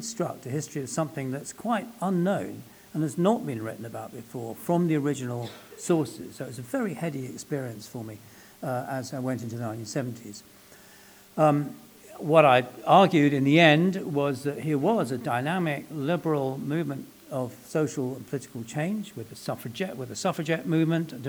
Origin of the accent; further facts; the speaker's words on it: London, United Kingdom; I was born and brought up in London, and my family are Welsh